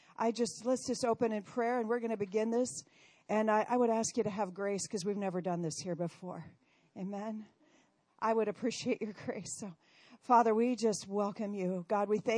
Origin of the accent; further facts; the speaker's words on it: Council Bluffs, Iowa, United States; I am originally from Iowa, Council Bluffs, Iowa. I was raised on a farm over there.